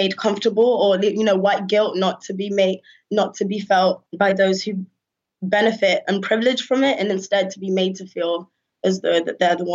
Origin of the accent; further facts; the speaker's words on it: United Kingdom; answer the question of where are you from with pride and say I'm from Britain